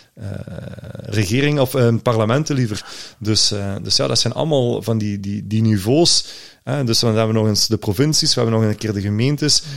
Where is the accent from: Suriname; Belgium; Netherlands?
Belgium; Limburg, Flanders; als Limburger